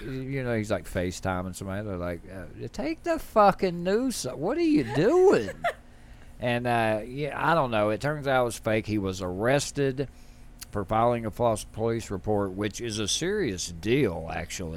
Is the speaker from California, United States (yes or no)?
no; Tennessee, United States; we're from the South. We're from Tennessee.